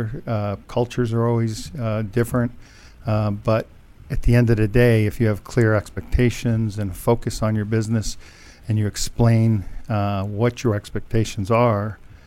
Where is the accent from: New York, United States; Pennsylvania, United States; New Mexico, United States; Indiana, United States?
New York, United States; Syracuse; Syracuse, New York